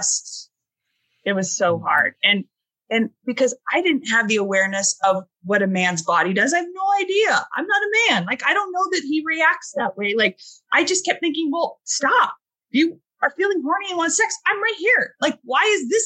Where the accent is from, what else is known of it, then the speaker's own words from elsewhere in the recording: Southern California, United States; I grew up in Southern California, but it could have been Provo or Boise of how sheltered and fundamentalist I was raised